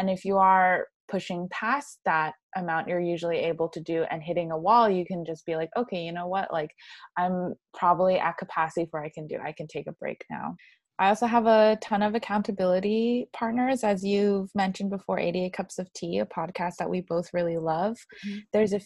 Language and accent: English; New York, United States; also born or lived in Shanghai / Madrid / Florence; was born and raised in New York. I've lived in three other cities, Shanghai, Madrid, and Florence